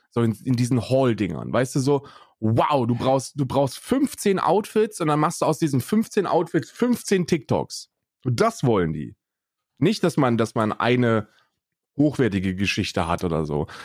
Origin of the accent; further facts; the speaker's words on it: Hesse, Germany; also 88 geboren bin ich und ähm, in Hessen aufgewachsen